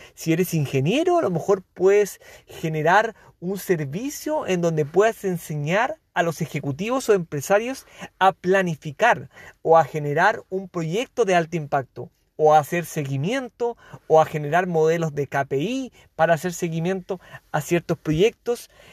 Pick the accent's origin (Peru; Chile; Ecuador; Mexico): Chile; periodista de Chile